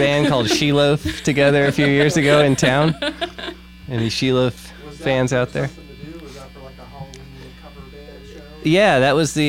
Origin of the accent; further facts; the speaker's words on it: New Jersey, United States; moved away as an adult; now in Indiana, United States; I'm from New Jersey.